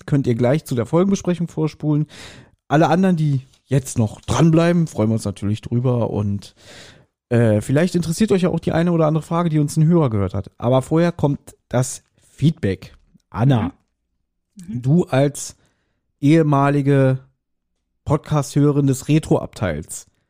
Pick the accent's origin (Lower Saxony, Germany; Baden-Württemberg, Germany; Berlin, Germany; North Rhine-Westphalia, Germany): Berlin, Germany; ich bin in Berlin geboren und ich lebe immer noch in Berlin